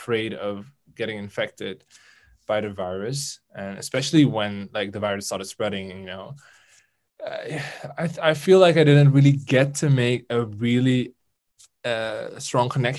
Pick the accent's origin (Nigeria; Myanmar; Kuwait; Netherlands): Netherlands; it was in my home country